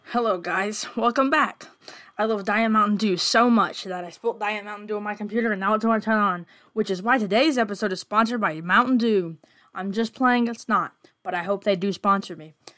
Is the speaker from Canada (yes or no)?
no; United States; I'm American